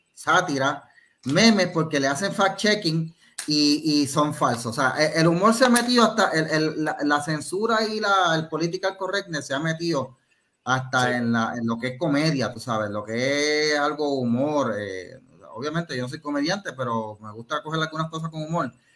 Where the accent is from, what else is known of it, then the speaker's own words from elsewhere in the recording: Cidra, Puerto Rico; yo soy de Sidra